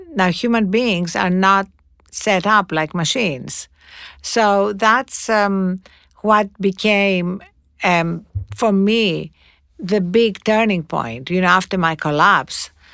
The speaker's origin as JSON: {"language": "English", "country": "Greece", "tie": "born or raised there", "moved": "yes", "said": "when I was growing up in Greece"}